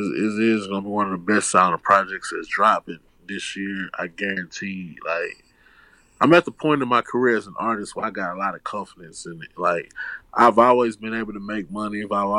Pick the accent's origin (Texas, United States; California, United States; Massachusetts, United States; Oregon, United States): Texas, United States; Houston; I'm from Houston.